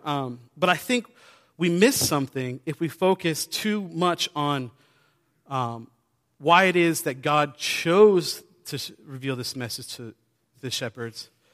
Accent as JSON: {"language": "English", "region": "New Hampshire", "country": "United States", "tie": "born or raised there", "said": "I grew up in New Hampshire on the coast"}